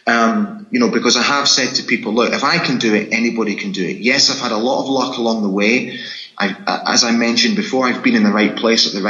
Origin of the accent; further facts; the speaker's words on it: Scotland, United Kingdom; accent: Scottish; my Scottish accent